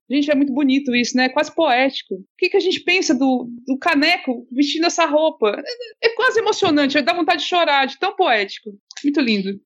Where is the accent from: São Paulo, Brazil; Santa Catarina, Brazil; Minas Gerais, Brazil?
São Paulo, Brazil; accent: paulista; moved away as an adult; now in Ceará, Brazil; Eu fugi de São Paulo, me abanquei aqui no Ceará faz 20 e poucos anos, então eu já, já sou cearense, sou mais cearense que paulista, mas o sotaque não larga